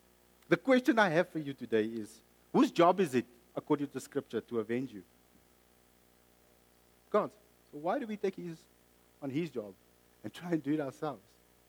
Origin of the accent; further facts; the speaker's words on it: South Africa; also born or lived in Mozambique; I bought it because I'm South African or Mozambican. Or half South African, half Mozambican.